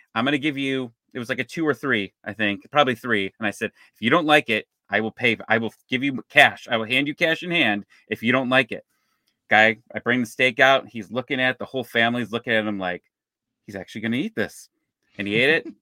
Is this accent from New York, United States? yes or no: no; Cleveland, Ohio, United States; now in Atlanta, United States; I'm actually from Cleveland